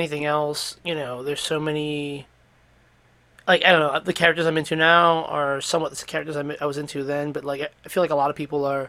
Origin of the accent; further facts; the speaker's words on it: New York, United States; our growing up in New York